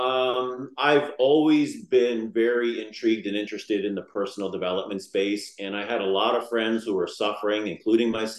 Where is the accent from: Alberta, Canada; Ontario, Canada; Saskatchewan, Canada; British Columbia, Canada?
Ontario, Canada; Niagara Falls; I was born and raised in Niagara Falls.